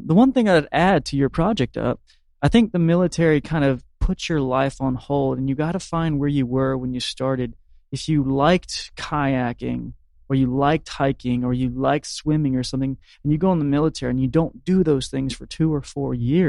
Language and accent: English; Marianna, Florida, United States; I'm a native of the Panhandle. I grew up in Mariana, you know, middle class.